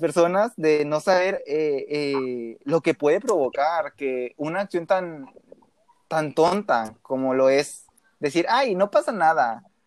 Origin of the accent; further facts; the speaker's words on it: Matamoros, Tamaulipas, Mexico; ahí vivo yo, ahí es mi ciudad